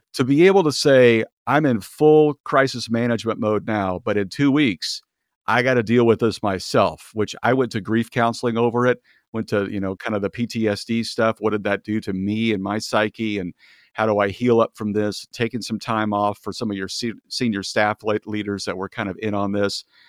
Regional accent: Kansas, United States; moved away as an adult; also born or lived in Kentucky; now in California, United States; I'm from Kansas and grew up there and, uh, worked in Kentucky for a few years

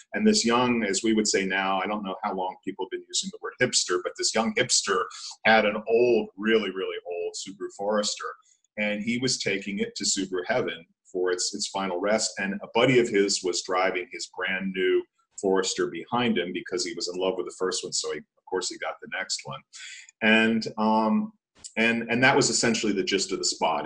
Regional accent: outside of Philadelphia, Pennsylvania, United States; also born or lived in Vienna, Austria; now in Detroit, United States; I'm living in downtown Detroit. I grew up outside of Philadelphia.

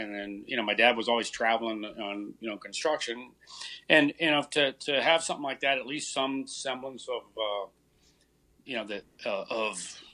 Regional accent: Westminster, California, United States; born or raised there; moved away as an adult; also born or lived in Santa Maria, California

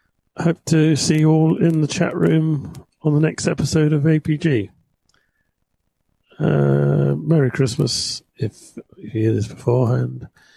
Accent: Wellington, New Zealand; Wellington, New Zealand, which is actually in the North Island, Jeff. Or are you saying I was from the South Island?

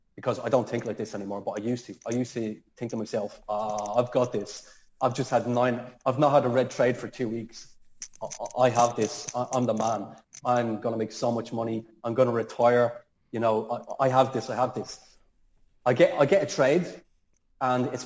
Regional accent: Dublin, Leinster, Ireland; moved away; I'm from Dublin

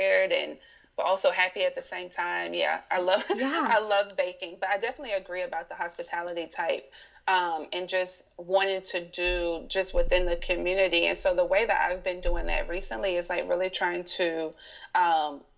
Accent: South Carolina, United States; now in Baltimore, United States; I currently live in Baltimore, Maryland, and but I'm originally from South Carolina, so I'm a Southern girl.

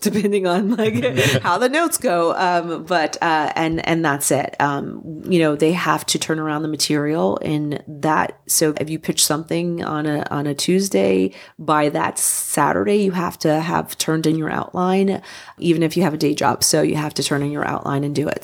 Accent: New Jersey, United States; moved away; I'm from New Jersey originally

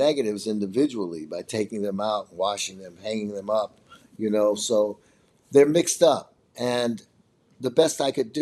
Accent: Chicago, Illinois, United States; I'm from Chicago

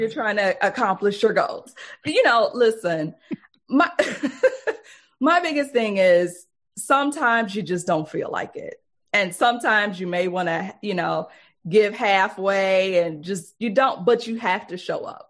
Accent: Detroit, Michigan, United States; We grew up poor in Detroit.

